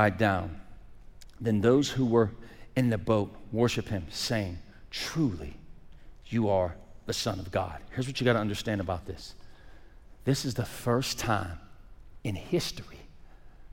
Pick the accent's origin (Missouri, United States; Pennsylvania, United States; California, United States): Pennsylvania, United States; Pittsburgh; moved away; I got friends right now that I grew up with in Pittsburgh